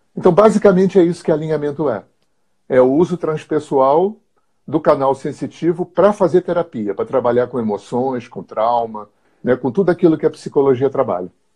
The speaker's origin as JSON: {"language": "Portuguese", "region": "Rio de Janeiro", "country": "Brazil", "moved": "as an adult", "said": "eu sou carioca, aquariano, tenho 64 anos"}